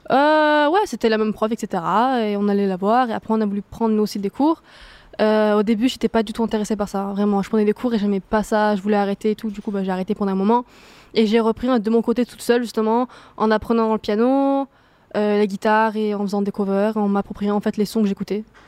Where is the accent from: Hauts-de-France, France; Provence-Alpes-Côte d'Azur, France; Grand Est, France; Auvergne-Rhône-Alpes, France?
Provence-Alpes-Côte d'Azur, France; Marseille; je suis de Marseille, mais euh, ouais, je suis allée à Toulouse